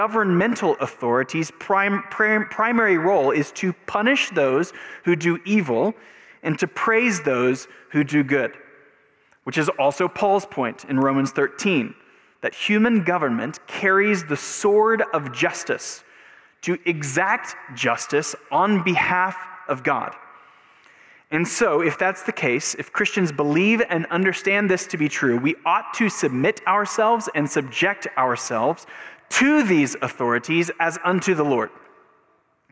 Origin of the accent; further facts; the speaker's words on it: United States; as an American